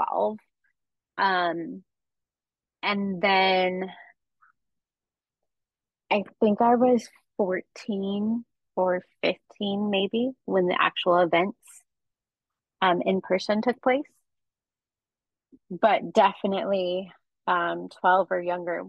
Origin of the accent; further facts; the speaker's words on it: California, United States; I grew up in California